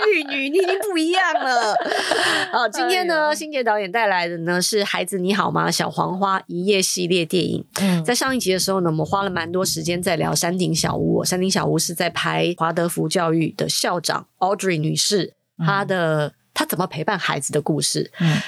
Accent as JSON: {"language": "Chinese", "country": "Taiwan", "said": "身为一个台湾人"}